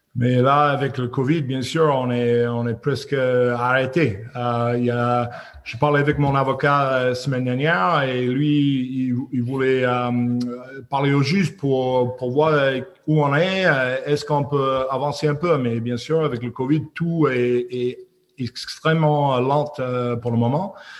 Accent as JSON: {"language": "French", "town": "Squamish", "region": "British Columbia", "country": "Canada", "tie": "born or raised there", "also_born_or_lived": "Clermont-Ferrand / Oyonnax / Aix-en-Provence", "second_language": "French", "moved": "as an adult", "said": "c'est où j'ai grandi euh, à Squamish, euh, au côte ouest du Canada"}